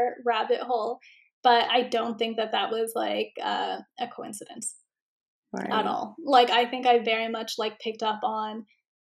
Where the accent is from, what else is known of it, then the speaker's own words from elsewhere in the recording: Miami, Florida, United States; accent: Miami English; we both sound like we're from Miami